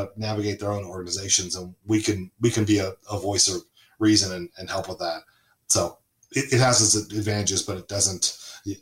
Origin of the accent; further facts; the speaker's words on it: Southern California, United States; moved away as an adult; also born or lived in Charlotte, North Carolina; I grew up in Southern California